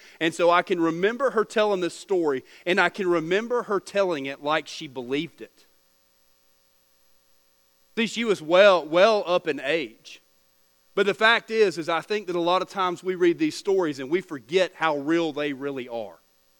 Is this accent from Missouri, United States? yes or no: no; Texas, United States; born there; and I was born in Texas, and we came here